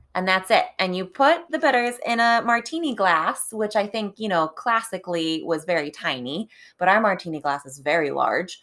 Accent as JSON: {"language": "English", "town": "Cleveland", "region": "Ohio", "country": "United States", "moved": "yes", "lives_now": "Pittsburgh, United States", "said": "as somebody from sort of Cleveland"}